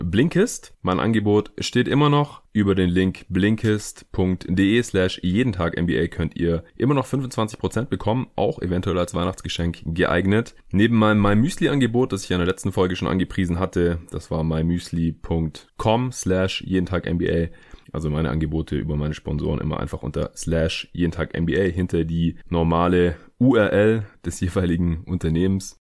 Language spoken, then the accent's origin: German; near Stuttgart, Baden-Württemberg, Germany; aus Reutlingen, also aus der Nähe von Stuttgart, wo ich aufgewachsen bin.